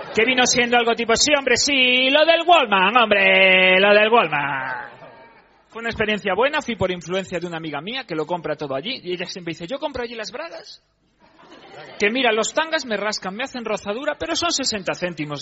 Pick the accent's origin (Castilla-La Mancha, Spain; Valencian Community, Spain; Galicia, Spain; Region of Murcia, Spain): Galicia, Spain; como se hace en mi tierra